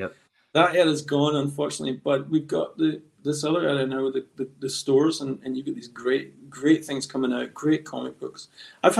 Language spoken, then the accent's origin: English; Scotland, United Kingdom; also born or lived in Los Angeles, United States; I was born actually in Los Angeles and spent a few years in America before my family settled back in Scotland.